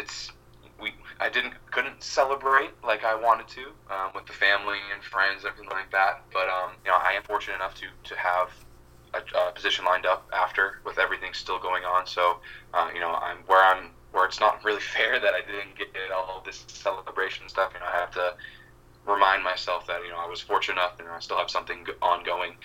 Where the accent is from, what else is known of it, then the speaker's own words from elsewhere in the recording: Massachusetts, United States; my hometown where I grew up. So it's like, it's really funny how, you know, just being a super small town in Massachusetts